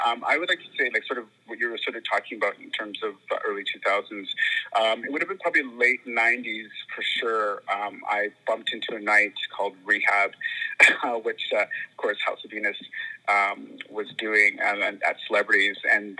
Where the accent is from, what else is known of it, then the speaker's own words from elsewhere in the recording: Vancouver, British Columbia, Canada; also born or lived in Hamilton, Ontario / Surrey; I was born in Hamilton, Ontario, and grew up mostly actually in the West Coast, so Vancouver, Surrey.